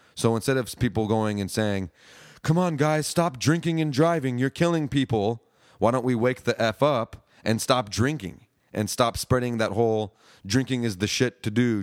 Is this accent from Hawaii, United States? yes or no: yes; Hawaii, United States; now in Austin, United States; growing up in Hawaii, you got a lot of reggae influence